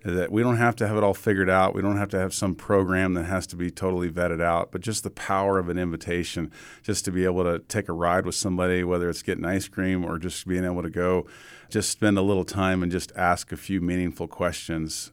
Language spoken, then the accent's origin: English; Atlanta, Georgia, United States; moved away; I grew up in Atlanta